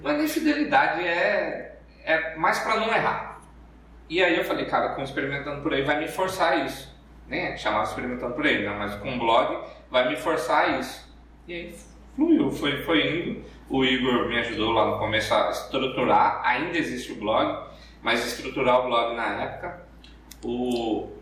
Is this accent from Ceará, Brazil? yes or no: no; Cuiabá, Mato Grosso, Brazil; accent: cuiabano; tenho sotaque cuiabano, mas não é tão apertado quanto nos vídeos